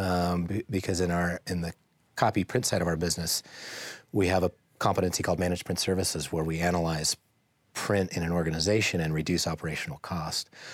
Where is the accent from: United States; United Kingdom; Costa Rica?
United States; Boise, Idaho; I grew up in Boise, um, went to Boise High School, go Braves